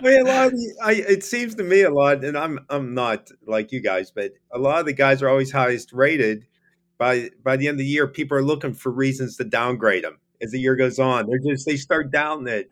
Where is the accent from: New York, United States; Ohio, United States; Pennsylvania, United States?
Pennsylvania, United States; Pittsburgh; I'm from Pittsburgh.